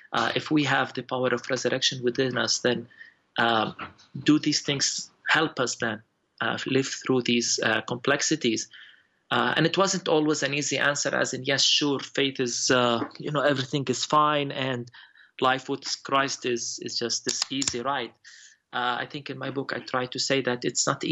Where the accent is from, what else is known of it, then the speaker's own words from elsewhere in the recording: Bethlehem, West Bank, Palestine; growing up in Bethlehem has always been, about trying to manage and to survive